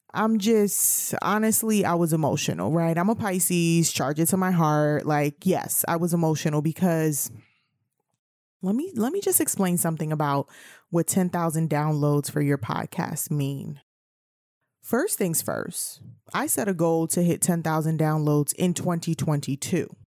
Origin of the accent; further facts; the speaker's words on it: New York City, New York, United States; I'm from New York City